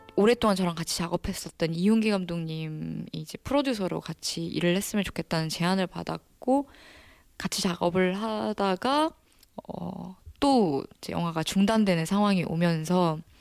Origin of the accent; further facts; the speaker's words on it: Ulsan, South Korea; now in Seoul, South Korea; 제 울산에 조그마한 중학교 1회 졸업생이거든요.